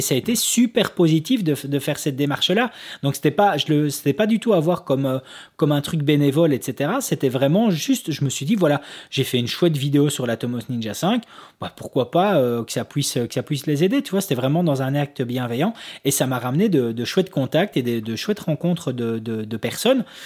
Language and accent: French; Belgium; nous en tant que Belges